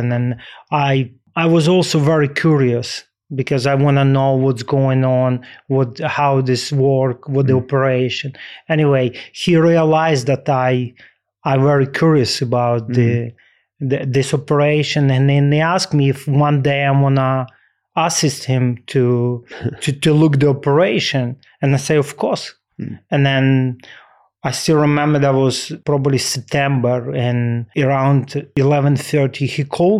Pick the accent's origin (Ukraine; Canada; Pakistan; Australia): Ukraine; English is a second language; growing up in Ukraine and be part of the Dynamo Kyiv U team, and then I was big fan of Dynamo Kyiv.